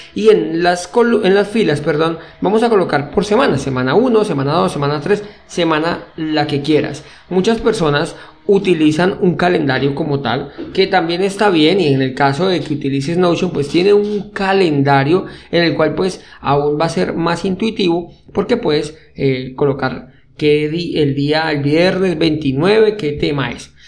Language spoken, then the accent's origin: Spanish; Colombia; soy colombiano